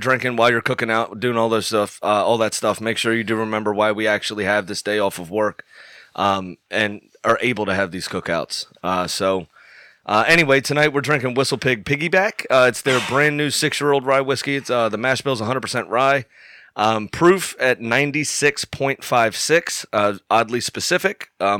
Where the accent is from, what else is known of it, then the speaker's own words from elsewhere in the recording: United States; And yes, we are Americans.